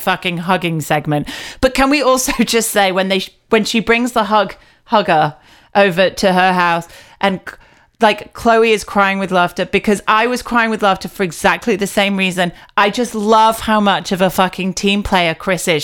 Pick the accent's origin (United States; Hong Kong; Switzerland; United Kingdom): United Kingdom; me being quite British